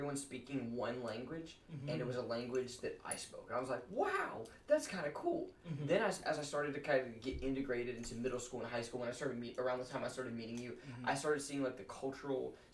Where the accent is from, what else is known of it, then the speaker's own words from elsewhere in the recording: Taiwan; I'm from Taiwan